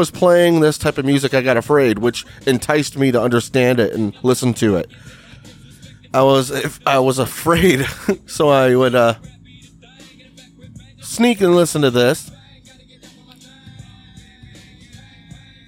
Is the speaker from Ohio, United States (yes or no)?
yes; Cleveland, Ohio, United States; I'm from Cleveland. Well, I'm from a suburb of Cleveland, and it was like hometown.